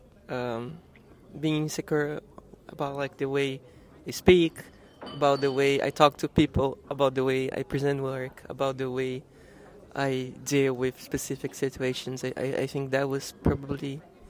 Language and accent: English; Brazil; moved away as an adult; also born or lived in Italy; I'm from Brazil